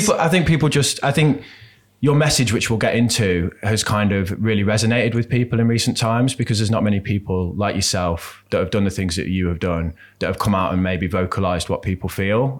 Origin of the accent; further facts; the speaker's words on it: Birmingham, West Midlands, United Kingdom; moved away; I grew up in Birmingham